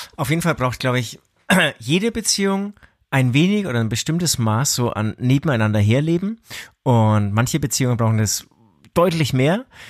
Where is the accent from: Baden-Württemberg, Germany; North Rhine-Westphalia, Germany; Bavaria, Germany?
Bavaria, Germany; Franconia; bei uns in Franken